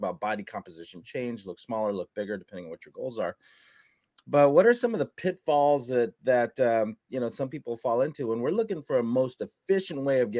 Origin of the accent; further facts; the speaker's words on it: Southern California, United States; you and I grew up in Southern California